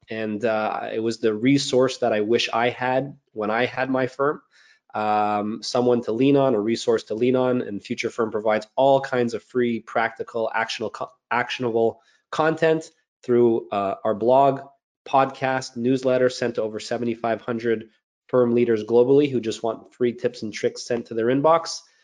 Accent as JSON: {"language": "English", "town": "Montreal", "region": "Quebec", "country": "Canada", "tie": "born or raised there", "said": "I'm a CPA, born and raised in Montreal, Canada"}